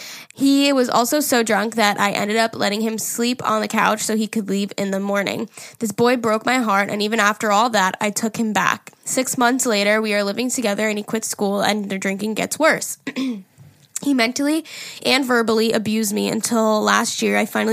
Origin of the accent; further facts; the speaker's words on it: Canada; Hey, listen, Jerry, I'm almost 21 and I'm from Canada.